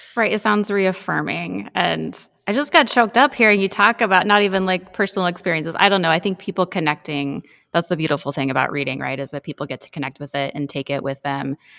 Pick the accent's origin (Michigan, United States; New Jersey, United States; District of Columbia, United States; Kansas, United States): Kansas, United States; now in Nebraska, United States; I grew up in the Midwest Road from Kansas and lived in Nebraska for fifteen years or so.